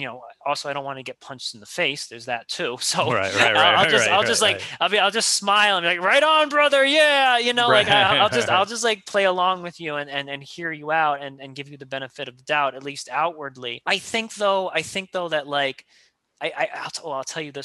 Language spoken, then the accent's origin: English; New York, United States; that cynicism as a New Yorker just lives with inside me